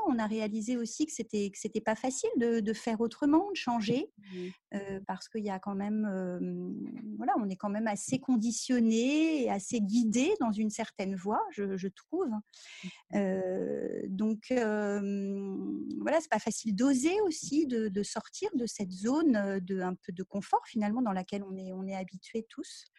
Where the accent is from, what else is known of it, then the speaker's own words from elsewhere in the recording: France; je suis française